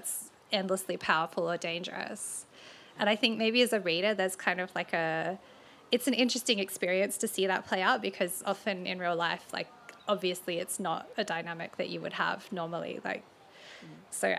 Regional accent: Adelaide Hills, South Australia, Australia; I grew up near the Adelaide Hills

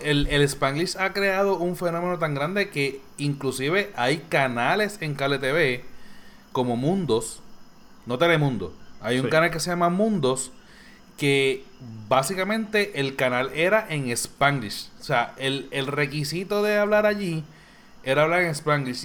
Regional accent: Bayamón, Puerto Rico; Yo soy de Bayamón

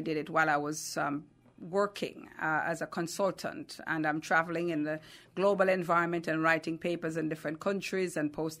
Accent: Kingston, Jamaica; now in Atlanta, United States; I am from Kingston, Jamaica. That's where I was born. I currently live in Atlanta, Georgia.

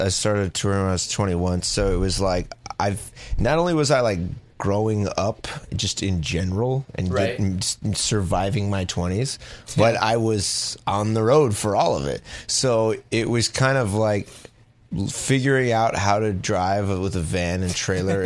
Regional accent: Los Angeles, California, United States; also born or lived in San Diego; I grew up in Los Angeles, and then my family moved right before I went into junior high

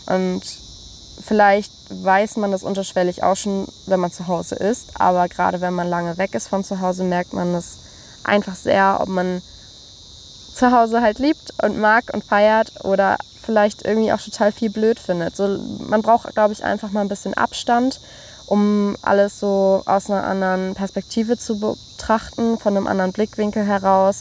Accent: Germany; wir Deutschen

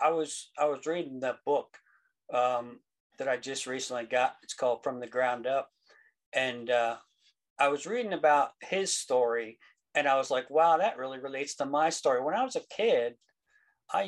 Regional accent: Central Pennsylvania, United States; I'm from Central Pennsylvania. I live about 4 miles south of Carlisle, Pennsylvania

